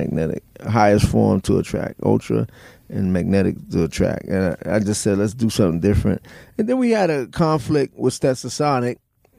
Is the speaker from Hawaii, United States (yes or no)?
no; New York City, New York, United States; moved away; We grew up in the Bronx, up in the South Bronx area